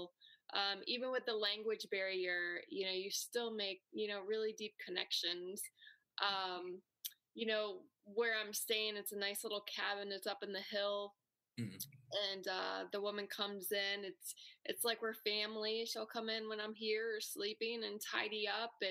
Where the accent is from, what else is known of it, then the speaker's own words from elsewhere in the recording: Syracuse, New York, United States; I was born and raised in Syracuse, right in the city.